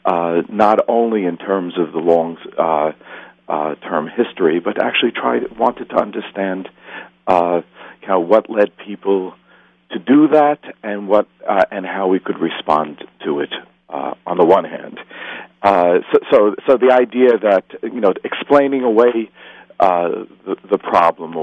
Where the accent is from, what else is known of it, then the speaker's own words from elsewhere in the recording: New York City, New York, United States; I am a New Yorker, and as I sometimes say, I work in the shadow of the World Trade Center.